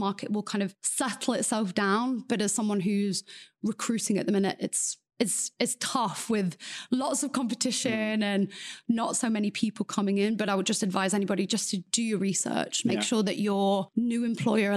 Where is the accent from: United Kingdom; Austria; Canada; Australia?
United Kingdom; England; moved away as an adult; now in Beijing, China; I'm obviously from England.